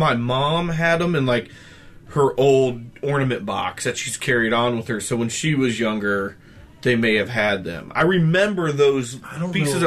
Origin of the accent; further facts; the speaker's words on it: Key West, Florida, United States; I grew up in Key West